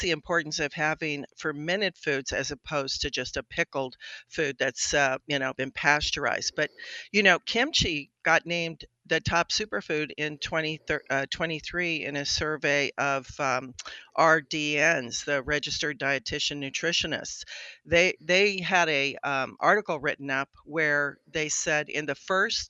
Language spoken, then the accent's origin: English; Colorado, United States; moved away as an adult; also born or lived in Boston; I grew up in Colorado.